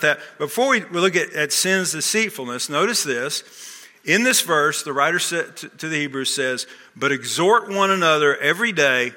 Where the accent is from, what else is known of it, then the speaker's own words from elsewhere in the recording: Texas, United States; moved away as an adult; also born or lived in Wilmington, Delaware; I grew up in Texas